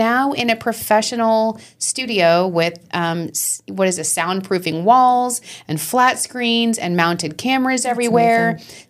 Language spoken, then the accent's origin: English; Long Island, New York, United States; We're from Long Island, so we say, how you doing?